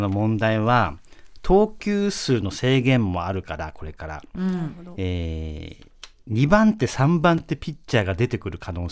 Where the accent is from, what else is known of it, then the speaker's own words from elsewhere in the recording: Miyagi, Japan; 僕は宮城県出身だから